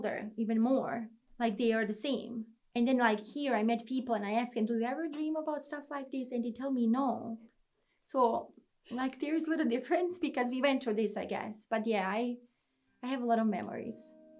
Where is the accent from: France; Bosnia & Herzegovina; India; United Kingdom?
Bosnia & Herzegovina; moved away as an adult; now in New York, United States; Growing up in Bosnia was not easy